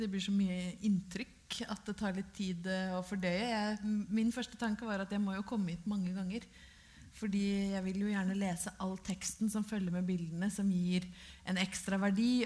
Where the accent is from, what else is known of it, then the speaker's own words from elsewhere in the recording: Brøttum, Innlandet, Norway; Jeg er jo fra Brøttum i Hedmark